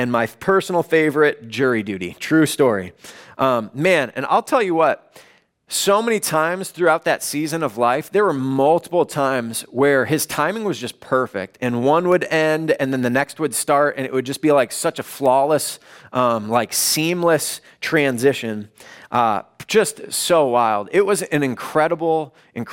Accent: Chicago, Illinois, United States; moved away as an adult; also born or lived in Los Angeles; I grew up in the Chicago area.

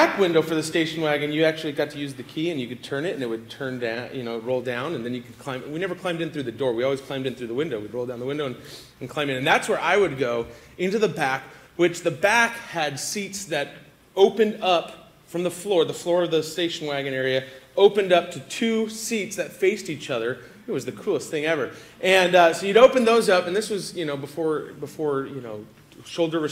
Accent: Agora, California, United States; I grew up in Agora, right across Canyon Road in Hillrise, the area right behind Vaughn's.

